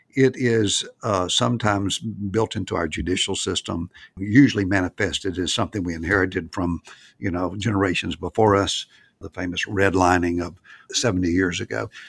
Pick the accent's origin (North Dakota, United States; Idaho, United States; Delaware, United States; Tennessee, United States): Tennessee, United States; Nashville; it was Nashville, 'cause that's my hometown